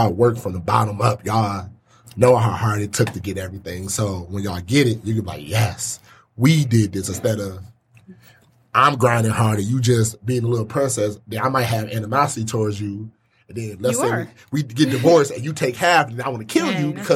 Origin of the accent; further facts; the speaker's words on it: Pontiac, Michigan, United States; I'm from Pontiac.